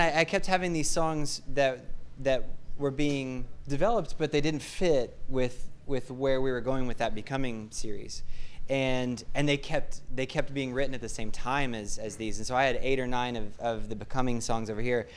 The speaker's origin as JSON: {"language": "English", "town": "Hutchinson", "region": "Kansas", "country": "United States", "tie": "born or raised there", "said": "I grew up in Hutchinson, Kansas"}